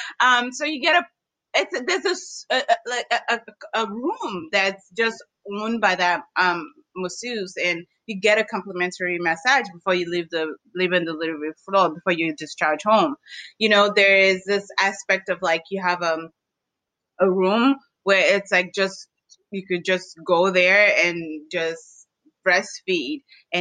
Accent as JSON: {"language": "English", "town": "Washington", "region": "District of Columbia", "country": "United States", "tie": "born or raised there", "said": "I grew up in the District of Columbia"}